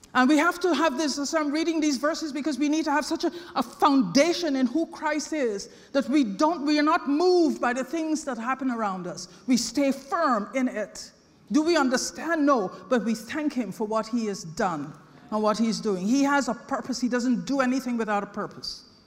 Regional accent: Guyana; I was born in British Guyana

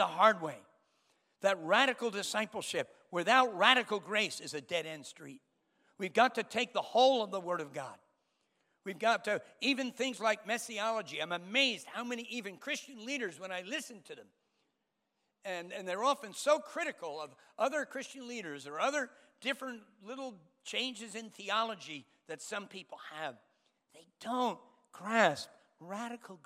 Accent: United States; moved away as an adult; also born or lived in Spain / London; I'm American

